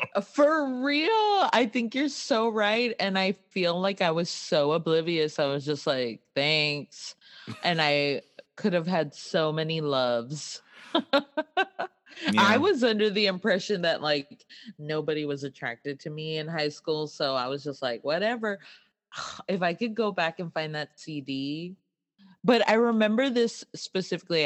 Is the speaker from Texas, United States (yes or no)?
yes; Laredo, Texas, United States; we grew up in Laredo on the mm. border